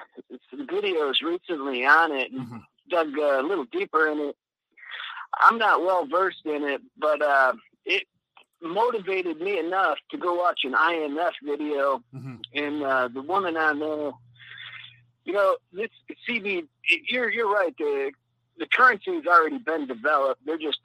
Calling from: Mexico; Mike, this is the coolest white dude in Yashkabah, Mexico.

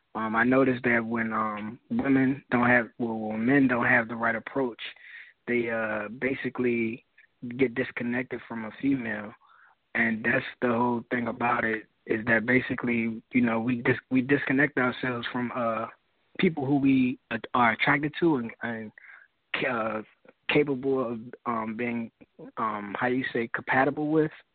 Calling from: Washington, District of Columbia, United States; I'm calling from Washington. D.C.

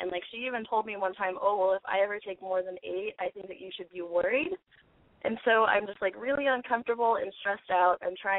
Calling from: Portland, Oregon, United States; I'm calling from Portland. I'm a month and 5 days shy of 18.

